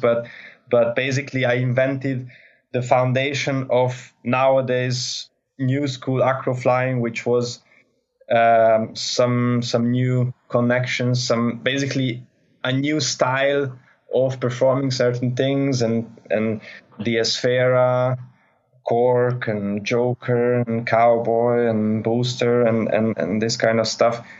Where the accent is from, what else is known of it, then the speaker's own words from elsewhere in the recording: Budapest, Hungary; I come from Hungary, Budapest, so quite flatland country